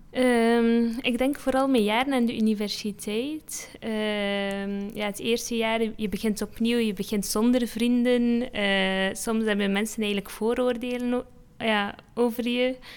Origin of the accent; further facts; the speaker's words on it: Belgium; mijn ouders komen uit Marokko. Eh, dus en ik ben de, eh, dan in België geboren.